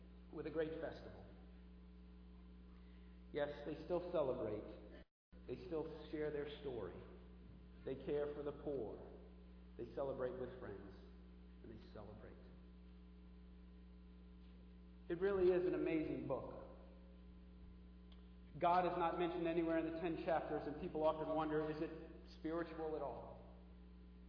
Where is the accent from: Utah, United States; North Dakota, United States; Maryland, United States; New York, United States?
New York, United States; the New York area, United States; I'm from the New York area